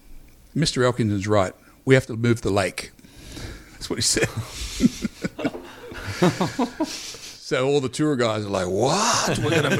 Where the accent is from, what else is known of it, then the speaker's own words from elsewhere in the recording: Wagga Wagga, New South Wales, Australia; moved away; I'm from Wagga Wagga